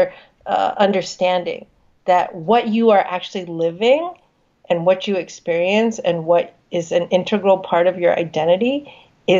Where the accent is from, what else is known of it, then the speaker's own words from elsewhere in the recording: United States; I'm a Chinese American woman. I'm born and raised in the United States